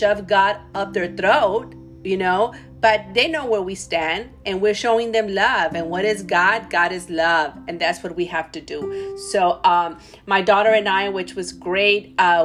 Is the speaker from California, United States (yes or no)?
no; Laredo, Texas, United States; moved away as an adult; now in San Antonio, United States; I'm not from San Antonio. I'm from Laredo, Texas, born and raised.